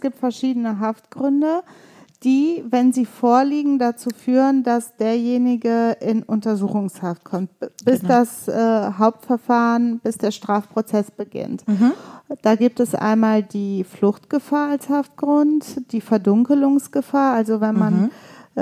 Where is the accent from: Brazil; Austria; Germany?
Germany; Leverkusen, North Rhine-Westphalia; auch wie ich in Leverkusen geboren, aber wir beide kommen aus Bosnien, ja. beziehungsweise unsere Eltern